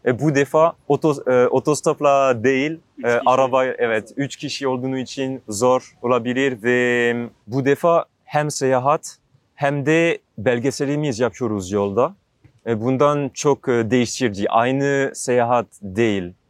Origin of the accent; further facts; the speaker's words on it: Alsace, Grand Est, France; Turkish is a second language; moved away as an adult; Fransa'da Alsas bölgesinde büyüdüm.